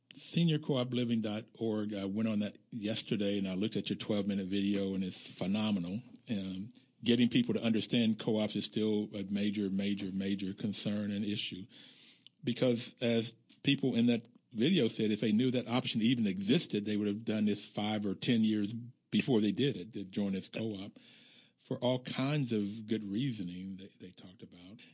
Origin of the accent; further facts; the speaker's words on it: United States; being African American, growing up in America